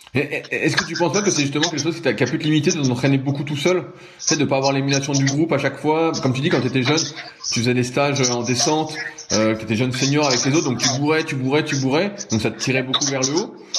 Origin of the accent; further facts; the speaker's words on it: Mitry-Mory, Île-de-France, France; moved away; je suis de région parisienne à la base